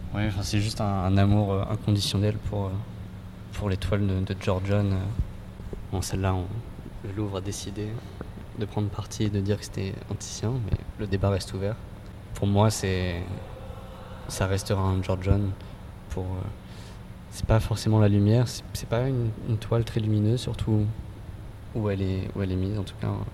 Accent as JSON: {"language": "French", "region": "Île-de-France", "country": "France", "tie": "born or raised there", "said": "proches de là où je peins, de là où j'ai grandi"}